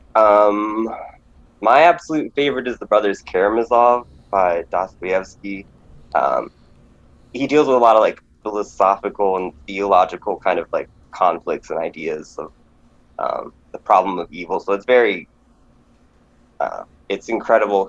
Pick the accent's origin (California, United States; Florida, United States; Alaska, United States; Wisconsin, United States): Alaska, United States; now in Lancaster, United States; I grew up in Alaska, so I'm uh, from the last frontier